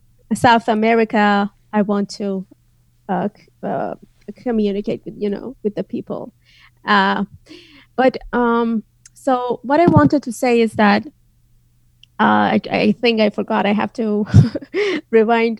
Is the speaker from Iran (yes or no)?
yes; northwest Iran, Iran; first language Azerbaijani; English is a second language; moved away as an adult; now in United States; my hometown is in the northwest, which is in the border of Turkey, Azerbaijan, and Iraq.